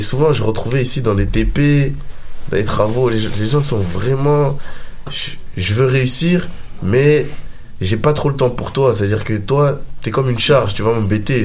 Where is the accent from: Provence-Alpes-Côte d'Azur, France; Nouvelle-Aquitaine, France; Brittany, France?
Provence-Alpes-Côte d'Azur, France; Marseille; moved away as an adult; now in Montreal, Canada; je viens du sud de la France